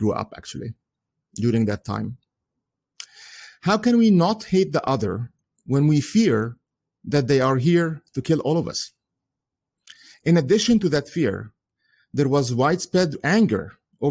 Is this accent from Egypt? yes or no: yes; Egypt; English is a second language; moved away as an adult; also born or lived in United Kingdom / Southampton; now in United States; In 1975, we moved back to Egypt, where I lived until 1995. And that's when I moved to the United States